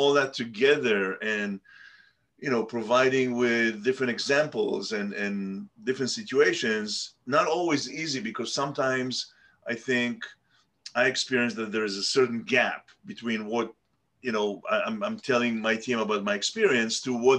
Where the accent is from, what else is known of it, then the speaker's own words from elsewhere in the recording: Tel Aviv, Tel Aviv District, Israel; I was born in Tel Aviv and grew up in Tel Aviv